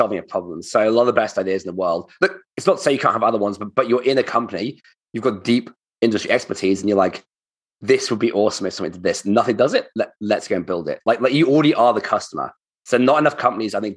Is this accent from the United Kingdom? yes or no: yes; United Kingdom; now in Australia; I'm British